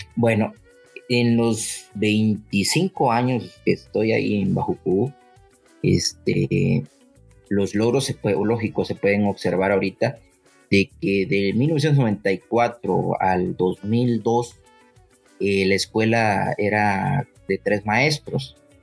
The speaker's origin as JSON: {"language": "Spanish", "region": "Puebla", "country": "Mexico", "moved": "as an adult", "said": "yo vengo de Puebla, trabajé en Puebla"}